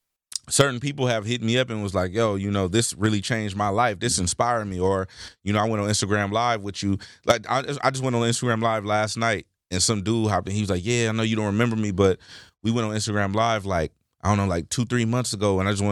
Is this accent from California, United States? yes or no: yes; Carson, California, United States; You know, I'm from Carson.